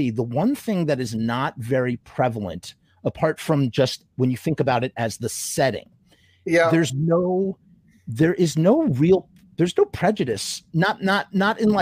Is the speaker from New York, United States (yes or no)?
yes; Westchester, New York, United States; also born or lived in Chicago / Israel; I live in Westchester. I'm from Westchester, and I was desperately trying to get out of Westchester